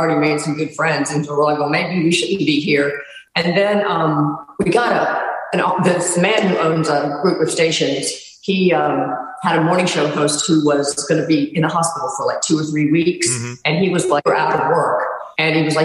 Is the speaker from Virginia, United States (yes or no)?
yes; Radford, Virginia, United States; moved away as an adult; also born or lived in Roanoke, Virginia; now in South Florida, United States; I grew up there, you know, I'm from Radford